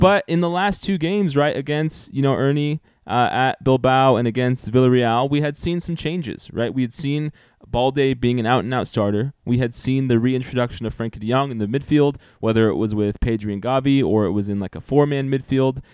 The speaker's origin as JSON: {"language": "English", "country": "United States", "said": "as an American sports fan"}